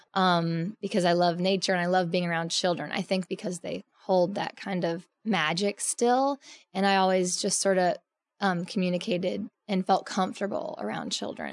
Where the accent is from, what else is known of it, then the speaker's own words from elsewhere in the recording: Edmond, Oklahoma, United States; I was born in Oklahoma. Um, it's actually on Route 66, um, Edmond, Oklahoma. It's north of um, Oklahoma City by about 10 minutes, actually. So, it's suburbia but um, I just grew up basically in the wilds of the creeks